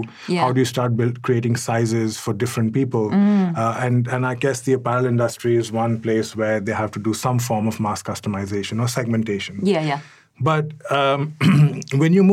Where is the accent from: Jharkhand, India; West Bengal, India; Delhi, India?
Delhi, India; New Delhi; moved away as an adult; also born or lived in Cairo, Egypt; now in Dubai, United Arab Emirates; I was born and brought up in New Delhi, India